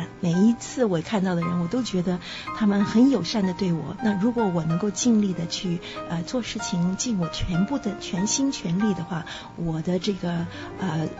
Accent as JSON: {"language": "Chinese", "country": "Australia", "tie": "born or raised there", "also_born_or_lived": "Taiwan", "said": "是的，我是在台湾出生啊，但是在澳大利亚长大的，可以这样说。"}